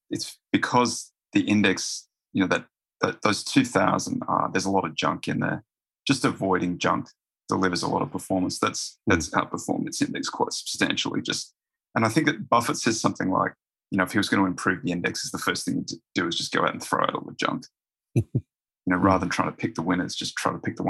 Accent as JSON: {"language": "English", "town": "Roma", "region": "Queensland", "country": "Australia", "also_born_or_lived": "Brisbane", "moved": "as an adult", "said": "Roma in Western Queensland, and then UQ."}